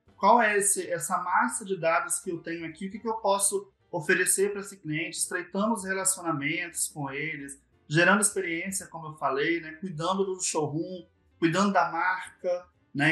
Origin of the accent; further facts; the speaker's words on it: Vitória, Espírito Santo, Brazil; also born or lived in Vila Velha; sou do Espírito Santo, nasci em Vitória, né? E sempre morei aqui